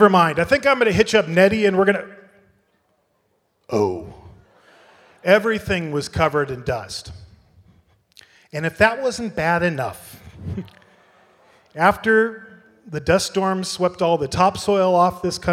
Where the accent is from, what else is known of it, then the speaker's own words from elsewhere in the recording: United States; moved away as an adult; now in Ireland; I live in Europe, I've been in Ireland for 5 years, I'm an American